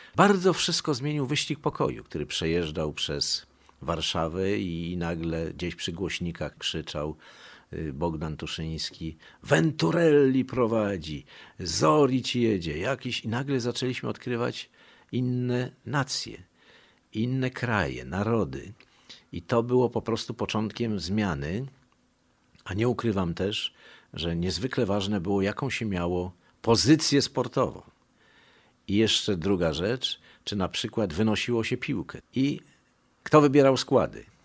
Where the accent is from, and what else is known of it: Warsaw, Masovian Voivodeship, Poland; born or raised there; first language Polish; also born or lived in Montenegro